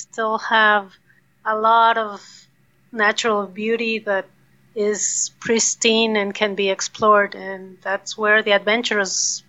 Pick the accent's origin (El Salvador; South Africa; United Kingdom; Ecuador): Ecuador; Quito, Pichincha; also born or lived in Montreal, Canada; I was born in Quito, the capital of Ecuador, and especially in those days, it was a beautiful city surrounded by mountains, surrounded by the Andes.